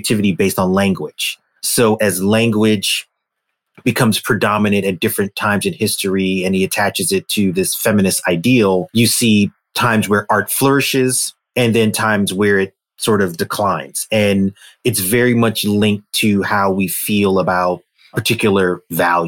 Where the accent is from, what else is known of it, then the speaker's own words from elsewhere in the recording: New York City, New York, United States; I'm a kid from Brooklyn